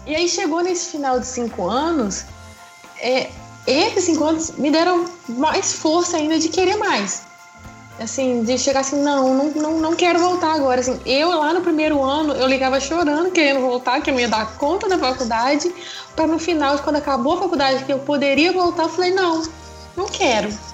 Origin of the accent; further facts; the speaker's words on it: Muriaé, Minas Gerais, Brazil; eu sou aqui de Muriaé mesmo, nascida e criada em Muriaé